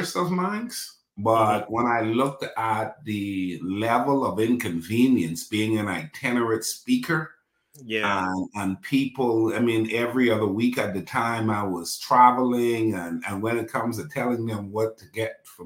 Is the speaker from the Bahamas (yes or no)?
yes; Bahamas; now in Dallas, United States; I'm born and raised in the Bahamas, but I live in Dallas, Texas